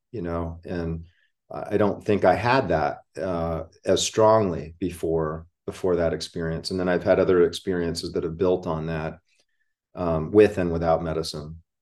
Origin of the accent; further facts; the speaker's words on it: Hawaii, United States; now in Florida, United States; I grew up in Hawaii